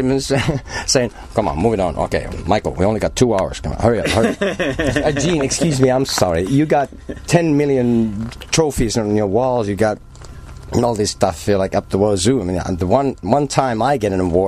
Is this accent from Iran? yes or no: no; Helsinki, Uusimaa, Finland; also born or lived in Turku; I grew up in Helsinki